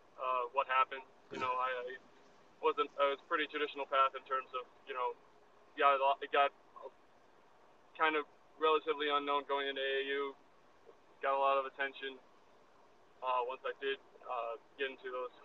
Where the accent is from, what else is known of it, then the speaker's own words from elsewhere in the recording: small town south of Madison, Wisconsin, United States; moved away as an adult; now in Des Moines, United States; I grew up in a pretty small town south of Madison, Wisconsin.